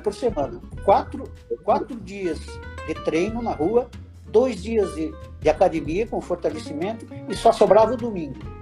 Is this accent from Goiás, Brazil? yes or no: no; Paranaguá, Paraná, Brazil; moved away as an adult; also born or lived in Curitiba / Brasília; now in Santa Catarina, Brazil; Eu sou paranaense, nasci em Paranaguá.